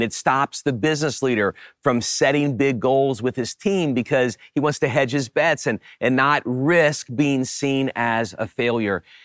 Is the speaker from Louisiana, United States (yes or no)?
yes; Louisiana, United States; When I was a kid, I grew up in Louisiana and we, we lived close to the bayou.